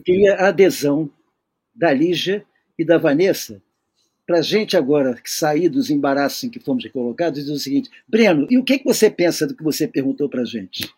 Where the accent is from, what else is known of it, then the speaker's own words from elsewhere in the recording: Rio de Janeiro, Brazil; eu não sou de São Paulo, eu sou do Rio